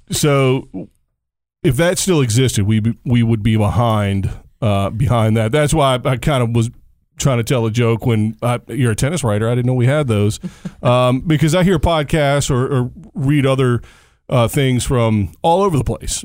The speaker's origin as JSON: {"language": "English", "region": "Virginia", "country": "United States", "moved": "yes", "said": "I'm from Virginia originally, so it's in my home state."}